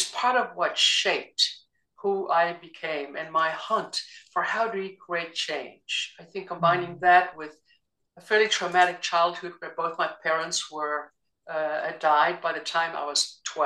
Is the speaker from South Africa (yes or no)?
yes; South Africa; now in United States; I grew up in South Africa during the apartheid era